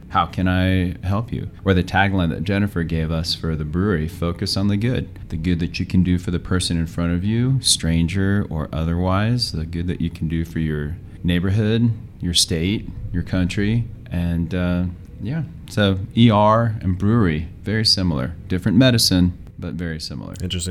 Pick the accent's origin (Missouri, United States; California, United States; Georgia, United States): California, United States; Los Angeles; now in Aurora, United States; I'm originally from Los Angeles, all my relatives are in Mexico